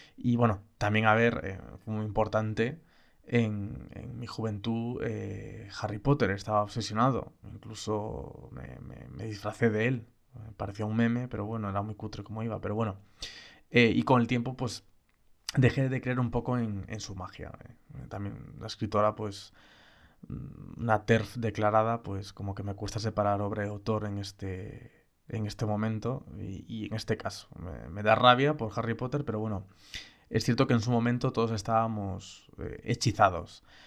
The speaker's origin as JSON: {"language": "Spanish", "region": "Galicia", "country": "Spain", "said": "como gallego"}